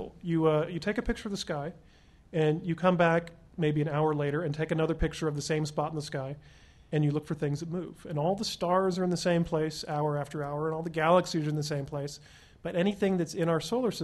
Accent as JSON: {"language": "English", "town": "Huntsville", "region": "Alabama", "country": "United States", "tie": "born or raised there", "moved": "yes", "lives_now": "Pasadena, United States", "said": "When I was growing up in Huntsville, Alabama"}